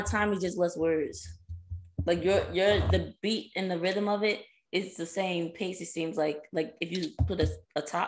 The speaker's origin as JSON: {"language": "English", "region": "East Coast", "country": "United States", "said": "I'm from the East Coast"}